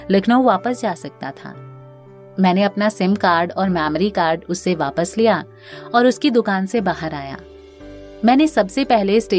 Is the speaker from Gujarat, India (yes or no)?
no; Uttar Pradesh, India; मेरे बहुत रिक्वेस्ट करने के बाद आखिरकार वो मान गया जब उसे पता चला कि मैं यूपी से हूं